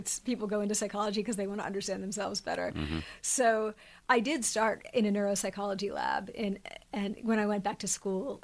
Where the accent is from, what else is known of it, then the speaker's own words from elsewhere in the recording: Pennsylvania, United States; moved away; I grew up in Amish country